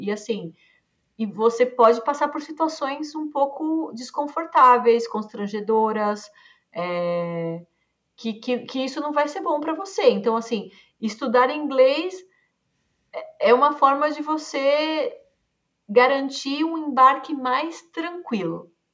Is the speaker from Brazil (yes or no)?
yes; Brazil; eu sou brasileira, nascida, criada, estudei aqui a vida toda.